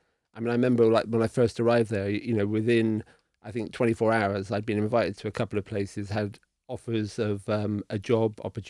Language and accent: English; Cornwall and Devon, South West England, United Kingdom; also born or lived in New York; now in Portland, United States; where I grew up in England, which is Cornwall and Devon.